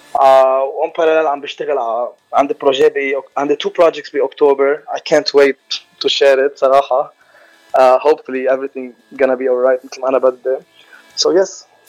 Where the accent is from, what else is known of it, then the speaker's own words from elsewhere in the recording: Lebanon; now in Los Angeles, United States; انا از لبناني وخلقان بلبنان وربيان بلبنان